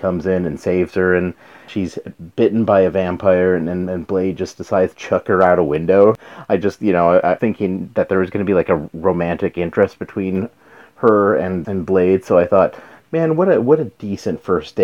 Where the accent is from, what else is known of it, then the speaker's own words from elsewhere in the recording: New Mexico, United States; I'm from New Mexico, so Anasazi ruins